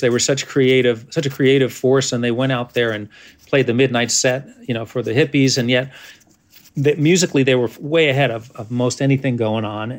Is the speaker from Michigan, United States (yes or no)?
no; New York, United States; as a New Yorker trying to play bluegrass